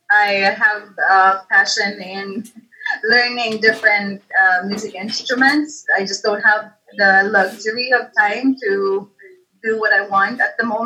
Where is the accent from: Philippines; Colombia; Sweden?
Philippines; Cebu City, Central Visayas; moved away as an adult; now in Manila, Philippines; I was born in Cebu, grew up there, stayed there for 24 years, and then they decided to come back to Manila